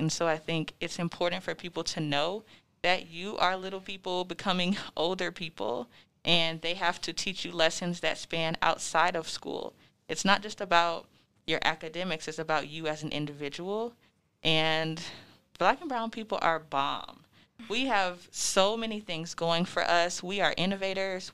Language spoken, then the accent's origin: English; Florida, United States; moved away as an adult; now in Denver, United States; I am originally from Florida